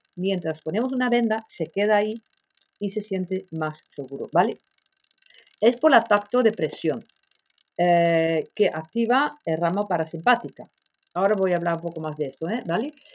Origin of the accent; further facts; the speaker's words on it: Netherlands; Spanish is a second language; moved away as an adult; now in Spain; soy holandesa, pero más de ya 35 años vivo aquí en España